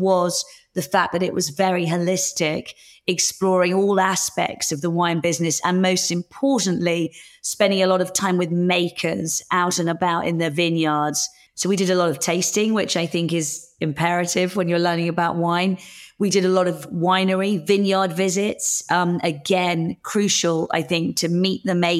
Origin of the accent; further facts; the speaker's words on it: Hertfordshire, East of England, United Kingdom; also born or lived in London; now in Winchester, United Kingdom; I grew up in Hertfordshire and was at school in London